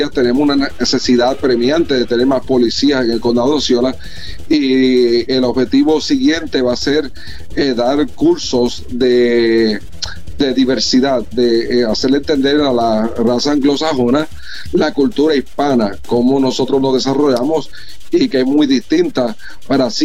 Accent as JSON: {"language": "Spanish", "town": "Aguadilla", "country": "Puerto Rico", "tie": "born or raised there", "also_born_or_lived": "Osceola County, Florida", "moved": "as an adult", "lives_now": "Florida, United States", "said": "yo nací, me crié en Aguadilla, Puerto Rico"}